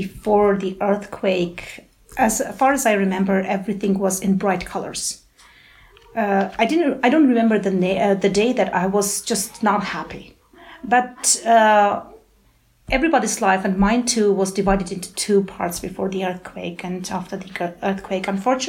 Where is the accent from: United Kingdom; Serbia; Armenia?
Armenia; Gyumri, Shirak; English is a second language; Oh, it's very interesting to go back to my childhood. I was born in 1980, and my memories of my childhood are a bit vague but very peaceful.